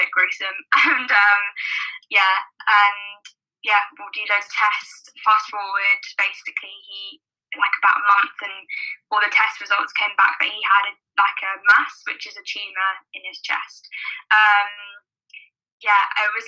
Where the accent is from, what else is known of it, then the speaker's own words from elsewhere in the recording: London, United Kingdom; also born or lived in Liverpool; I am born and raised in South London